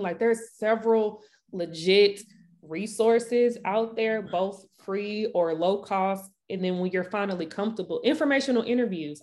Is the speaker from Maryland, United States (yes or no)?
no; St. Louis, Missouri, United States; Saint Louis, Missouri. Born and raised.